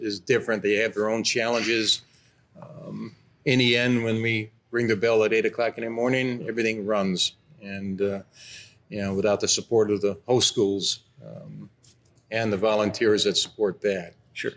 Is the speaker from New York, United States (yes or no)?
yes; Rochester, New York, United States; I'm from Rochester, New York